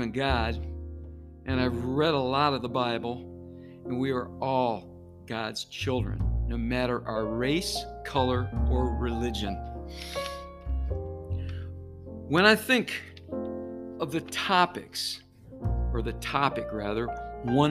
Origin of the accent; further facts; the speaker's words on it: Detroit, Michigan, United States; growing up in Detroit in the 60s